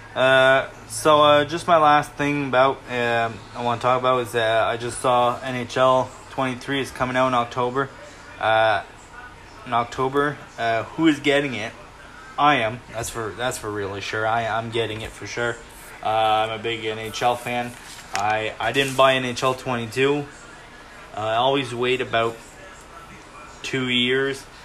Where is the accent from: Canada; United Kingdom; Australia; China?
Canada; I'm Canadian